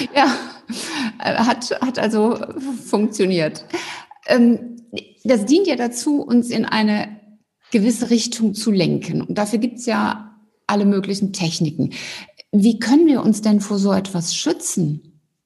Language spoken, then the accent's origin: German; Cologne, North Rhine-Westphalia, Germany; Ich bin ja Rheinländerin